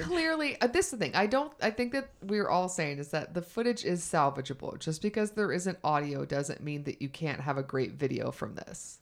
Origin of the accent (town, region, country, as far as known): the South, United States